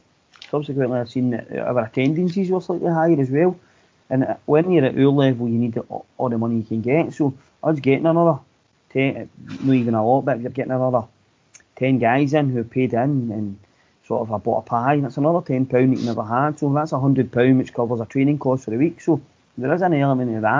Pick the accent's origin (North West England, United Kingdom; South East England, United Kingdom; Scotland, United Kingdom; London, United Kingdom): Scotland, United Kingdom; Glasgow; I was brought up in East End of Glasgow